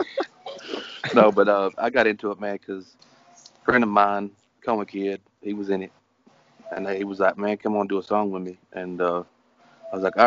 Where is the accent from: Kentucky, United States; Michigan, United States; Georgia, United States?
Kentucky, United States; Manchester; I'm in Kentucky, man, Manchester